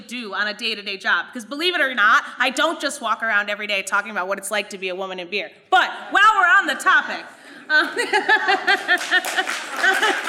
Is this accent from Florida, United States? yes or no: no; Madison County, New York, United States; Madison County, the region where I'm actually from